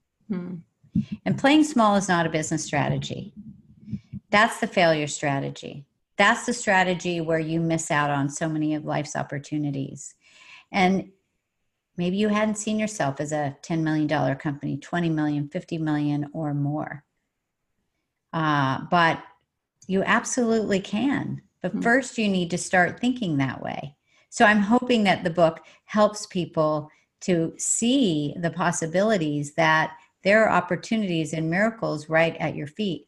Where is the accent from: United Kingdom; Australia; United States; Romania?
United States; Oklahoma; now in San Diego, United States; I'm from Oklahoma originally